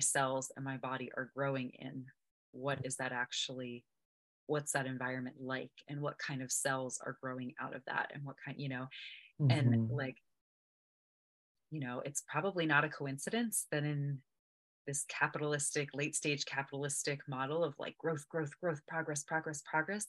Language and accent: English; United States; I'm American. I was born and raised here